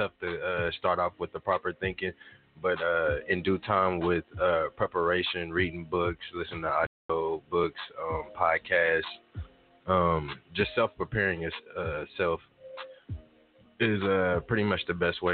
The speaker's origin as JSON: {"language": "English", "town": "Tulsa", "region": "Oklahoma", "country": "United States", "tie": "born or raised there", "said": "Born and raised in Tulsa all my life"}